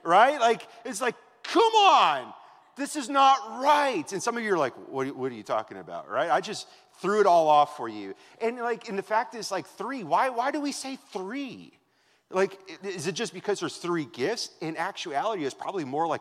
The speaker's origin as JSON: {"language": "English", "region": "Wisconsin", "country": "United States", "tie": "born or raised there", "moved": "yes", "said": "that's how we were raised in Wisconsin."}